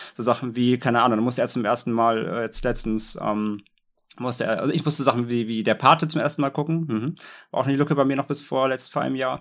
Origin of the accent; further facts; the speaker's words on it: the North, Northern Germany, Germany; ich komme ja aus dem Norden